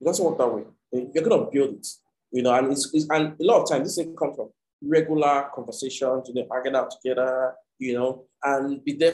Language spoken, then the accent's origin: English; Nigeria; I'm from Nigeria, you know, and I go back and forth